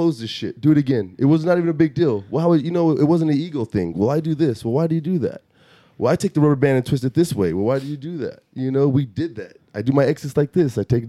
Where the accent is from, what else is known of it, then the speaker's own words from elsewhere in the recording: Mesa, Arizona, United States; moved away as an adult; also born or lived in Chicago, Illinois / Oklahoma / Dallas, Texas; now in Austin, United States; My mom moved me to Phoenix, outside of Phoenix, Mesa, Arizona. That's where I kind of grew up